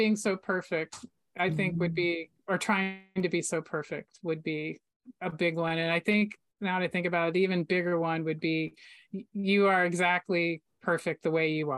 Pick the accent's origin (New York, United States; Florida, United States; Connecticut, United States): Florida, United States; I grew up in Florida